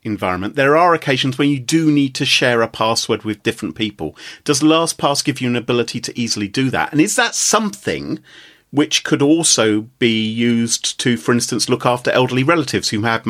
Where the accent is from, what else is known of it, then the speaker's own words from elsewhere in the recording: England, United Kingdom; I'm English.